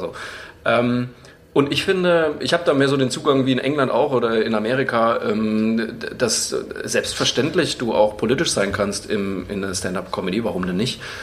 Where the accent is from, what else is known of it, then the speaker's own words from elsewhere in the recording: Bamberg, Bavaria, Germany; ich bin in Bayern aufgewa-, also in Franken aufgewachsen